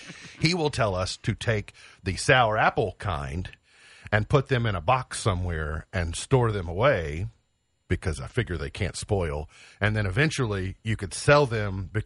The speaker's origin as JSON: {"language": "English", "town": "Caneyville", "region": "Kentucky", "country": "United States", "tie": "born or raised there", "said": "Caneyville is my hometown."}